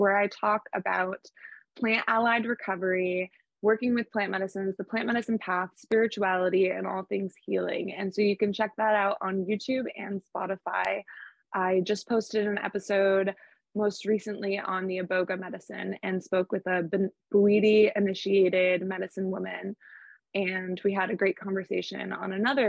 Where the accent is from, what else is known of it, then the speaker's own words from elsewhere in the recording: Portland, Maine, United States; my hometown, Portland, Maine.